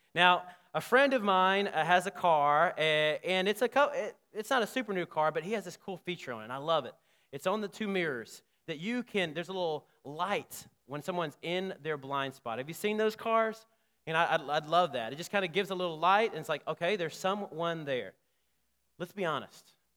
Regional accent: Selma, Alabama, United States; I grew up in Selma, Alabama

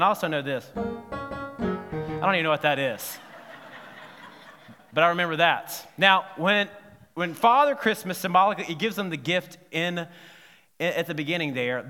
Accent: Alabama, United States; the reason I said, no, is because I'm from Alabama, and I've been trying all my life not to be a redneck

